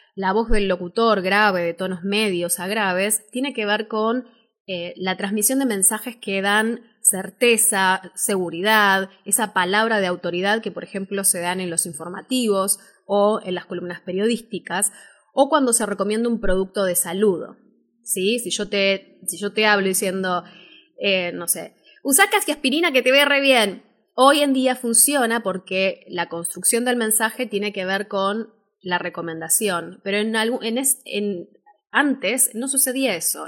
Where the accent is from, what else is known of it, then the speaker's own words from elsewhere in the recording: Buenos Aires, Argentina; soy locutora de Buenos Aires, Argentina